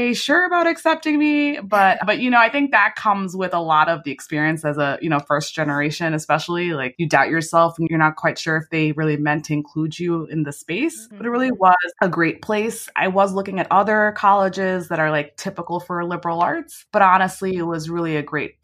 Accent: New York City, New York, United States; also born or lived in London; I was born and raised in New York. I grew up in Queens, New York City for the first 12 years of my life before we moved upstate to upstate New York

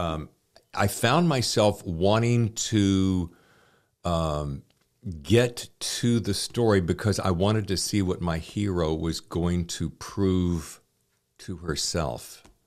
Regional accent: Charlotte, North Carolina, United States; moved away as an adult; now in New York, United States; I grew up in Charlotte

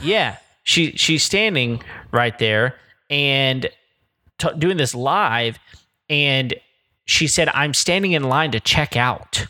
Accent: Texas Panhandle, United States; I grew up in the Panhandle

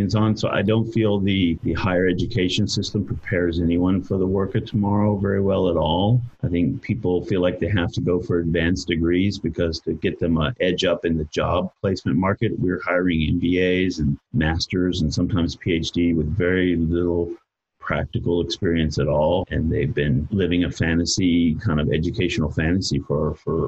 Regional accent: United States; I'm an American

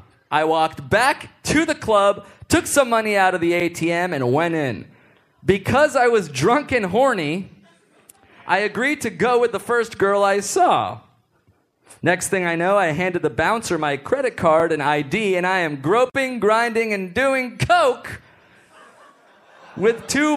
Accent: United States; Guys, we're from America. We don't give a shit about hockey.

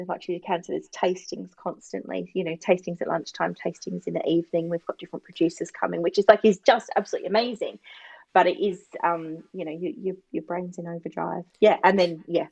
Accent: Barossa, South Australia, Australia; I'm from the Barossa.

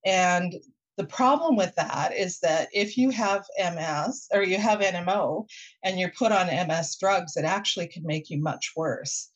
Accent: Winnipeg, Manitoba, Canada; now in Vancouver, Canada; I grew up in Winnipeg and I would cycle to school

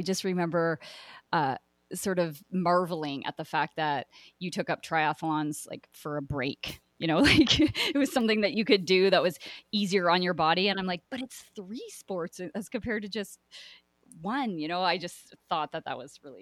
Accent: Brockville, Ontario, Canada; moved away; we grew up in Brockville, Ontario

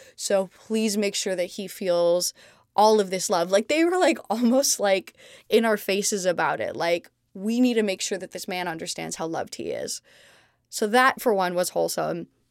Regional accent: Montreal, Quebec, Canada; born or raised there; also born or lived in London, United Kingdom; now in Los Angeles, United States

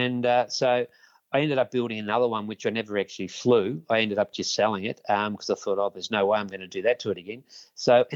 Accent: Ashwood, Victoria, Australia; I grew up in Ashwood, which is quite close to Jordanville, Mount Waverley, around that area

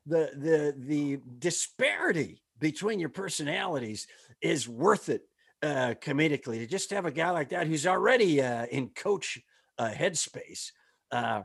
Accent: Kenosha, Wisconsin, United States; I'm originally from Kenosha, Wisconsin

